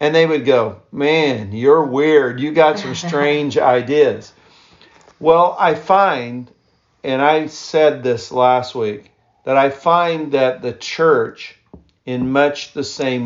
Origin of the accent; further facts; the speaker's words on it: East Central Indiana, United States; I grew up primarily in East Central Indiana